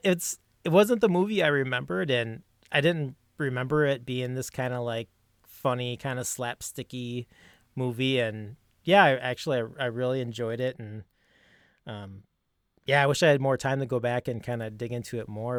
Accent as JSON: {"language": "English", "town": "Minneapolis", "region": "Minnesota", "country": "United States", "said": "Minnesota. I'm out of Minneapolis"}